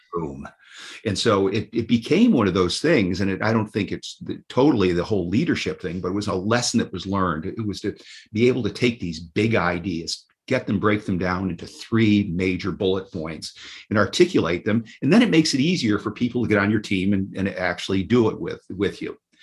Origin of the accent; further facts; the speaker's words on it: New York, United States; moved away as an adult; also born or lived in Washington, D.C.; I volunteered at the the, the New York State school for the deaf every Saturday